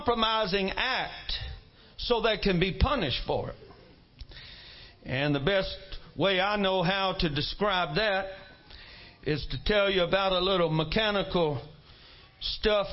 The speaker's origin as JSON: {"language": "English", "region": "Mississippi", "country": "United States", "said": "I come from Mississippi"}